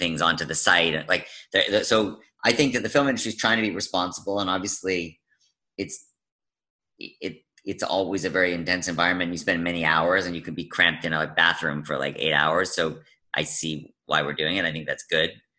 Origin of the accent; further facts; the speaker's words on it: Vancouver, British Columbia, Canada; also born or lived in United States; I was born in the States, and I moved to Canada when I was two